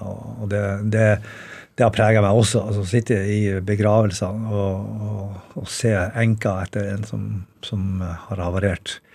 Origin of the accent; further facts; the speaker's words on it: Bodø, Nordland, Norway; siden jeg er fra Bodø.